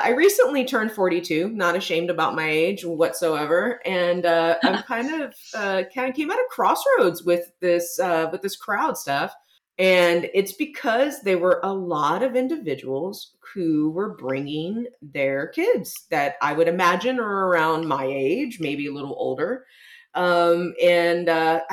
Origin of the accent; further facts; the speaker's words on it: San Antonio, Texas, United States; here in my hometown of San Antonio